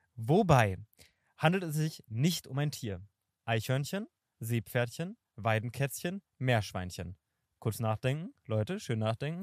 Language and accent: German; Berlin, Germany; ich bin in Kreuzberg äh, geboren und ich äh, finde Kreuzberg ist der coolste Bezirk offensichtlich